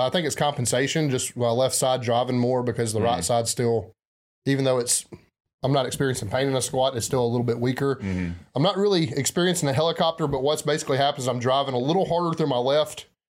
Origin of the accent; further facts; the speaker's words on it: the South, United States; accent: southern; there's listeners in other parts of America that feel like they need a translator because of my heavy southern accent.